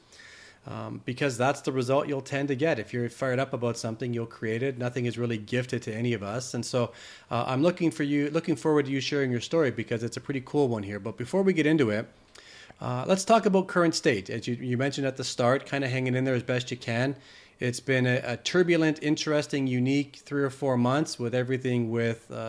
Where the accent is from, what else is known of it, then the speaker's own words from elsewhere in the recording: Canada; that accent from a Canadian boy